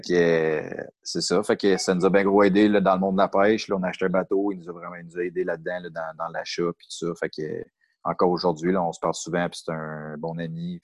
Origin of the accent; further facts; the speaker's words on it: Saint-Janvier, Quebec, Canada; also born or lived in Mirabel; je viens de Saint-Janvier, pas très loin du DECA, justement. Mm-hmm. Fait que j'ai grandi dans les Laurentides